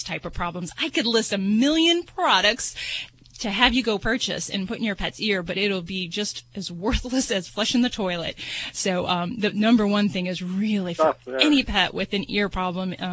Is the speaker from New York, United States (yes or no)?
no; Las Vegas, Nevada, United States; I'm from Vegas